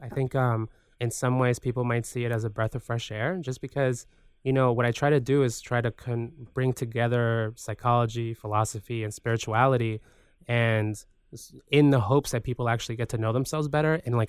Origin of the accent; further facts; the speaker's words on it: Guayaquil, Guayas, Ecuador; So I like being reminded of, you know, where I come from Guayaquil.